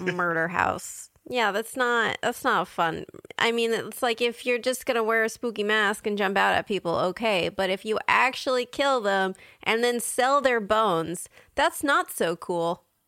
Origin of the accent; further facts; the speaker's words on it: San Diego, California, United States; my hometown of San Diego